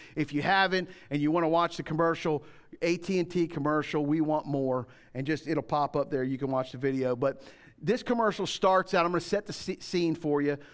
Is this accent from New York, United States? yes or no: no; Florida, United States; When I grew up in Florida, this is way back in the day, um, we didn't lock the doors